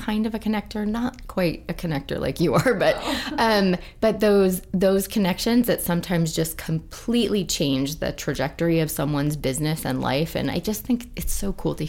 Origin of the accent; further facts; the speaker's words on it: Idaho, United States; moved away; also born or lived in California / Seattle; born at St. Luke's